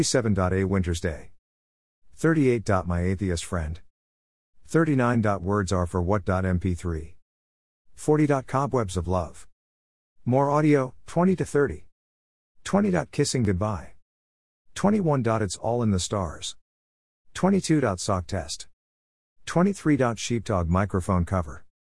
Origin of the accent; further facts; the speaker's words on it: Birmingham, West Midlands, United Kingdom; accent: Birmingham; with my posh Birmingham accent, too much listening to radio 4 years ago, and having Kerry Irish mom means I do not have a traditional Birmingham or black country accent.